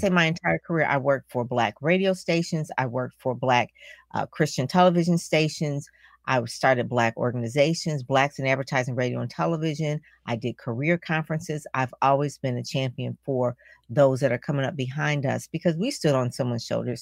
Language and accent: English; Detroit, Michigan, United States; I'm from Detroit